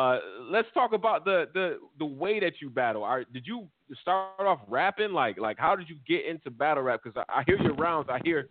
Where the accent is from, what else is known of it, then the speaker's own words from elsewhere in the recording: New York, United States; now in New Jersey, United States; I'm from New York and all that good shit. I'm in Jersey now.